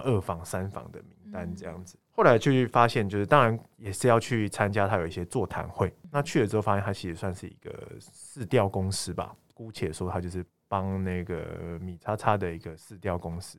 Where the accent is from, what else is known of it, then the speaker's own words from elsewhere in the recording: Taiwan; 我们台湾也很常吃有一间叫做阿芙里拉面